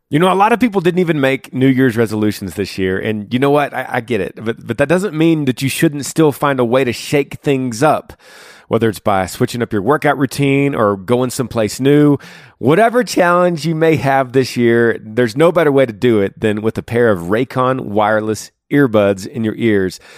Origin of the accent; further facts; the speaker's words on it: Washington, United States; I'm from Northwest Washington, 35 years old.